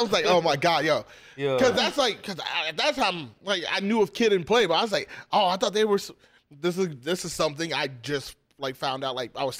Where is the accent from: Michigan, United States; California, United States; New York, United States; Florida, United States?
Michigan, United States; Detroit; now in San Diego, United States; I grew up in Detroit.